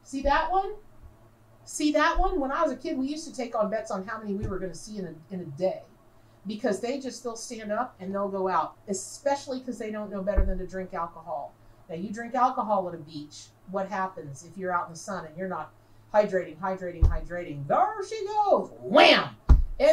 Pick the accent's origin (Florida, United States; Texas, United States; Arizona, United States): Florida, United States; Dunnellon; I grew up in Denellen, Florida.